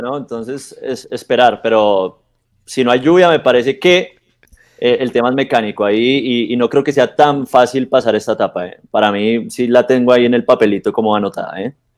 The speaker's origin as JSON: {"language": "Spanish", "country": "Colombia"}